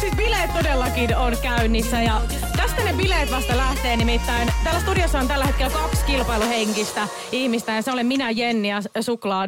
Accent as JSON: {"language": "Finnish", "region": "Savo", "country": "Finland", "moved": "yes", "said": "Mäkin on ihan alun perin Savosta kotoisin, joten savolaiset pitää yhtä"}